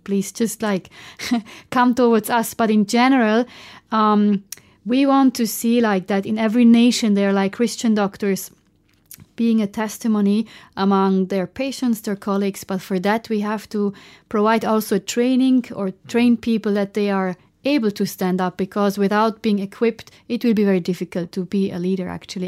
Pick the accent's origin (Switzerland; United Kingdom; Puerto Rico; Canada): Switzerland; German-speaking Switzerland; I'm from Switzerland. So I'm coming from the German part of Switzerland